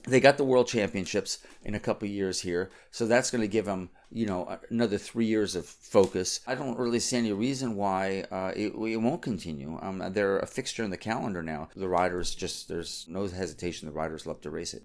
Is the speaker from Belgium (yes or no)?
no; United States; I'm an American